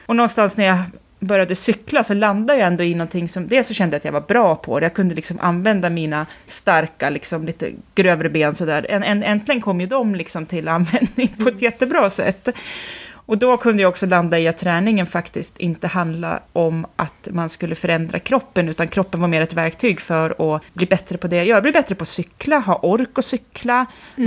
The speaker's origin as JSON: {"language": "Swedish", "region": "Jämtland", "country": "Sweden", "tie": "born or raised there", "also_born_or_lived": "Västerås"}